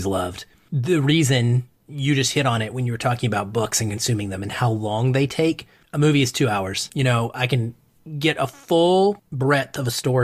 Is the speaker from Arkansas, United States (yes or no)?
yes; Arkansas, United States; I grew up in the South. I'm from Arkansas